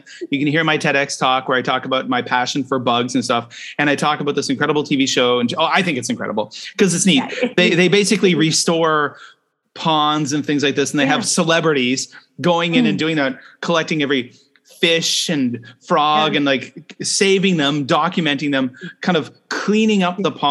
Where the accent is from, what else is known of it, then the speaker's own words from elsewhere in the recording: Canada; now in China; I'm a Canadian with a Japanese spouse living in China right now